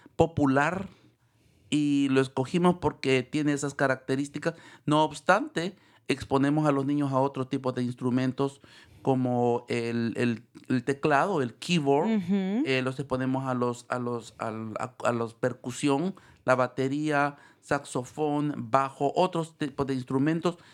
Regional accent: El Salvador; moved away as an adult; now in San Rafael, United States; me gradué en El Salvador, soy de El Salvador

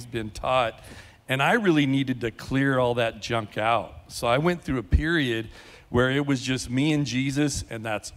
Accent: California, United States; also born or lived in Bend, Oregon; now in Lake Havasu City, United States; I'm from California

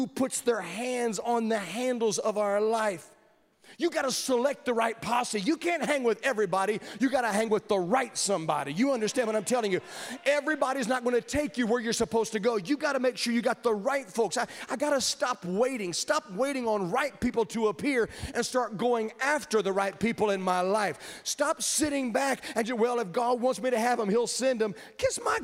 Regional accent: Virginia, United States; I grew up in Virginia

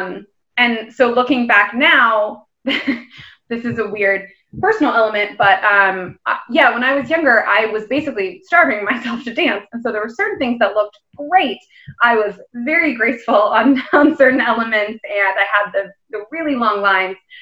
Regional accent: Florida, United States; moved away as an adult; also born or lived in New York / Denver; now in London, United Kingdom; I grew up in Florida and I moved to New York for college

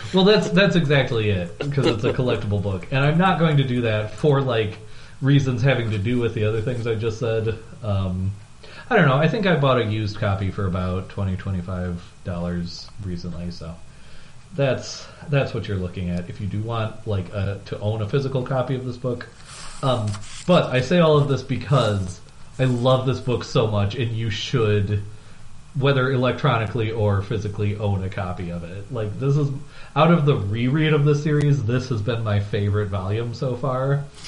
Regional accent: Midwest, United States; I am from the Midwest, so I do sort of elide that word in a way that is potentially troubling.

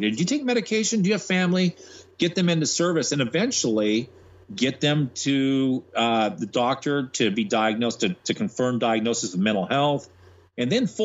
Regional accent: Monterey, California, United States; moved away as an adult; now in Atlanta, United States; I went to San Jose State in California, where I'm from Monterey.

